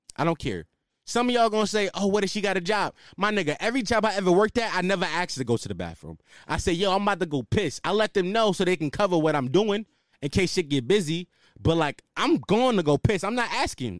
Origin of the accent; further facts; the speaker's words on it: Philadelphia, Pennsylvania, United States; I'm from Philly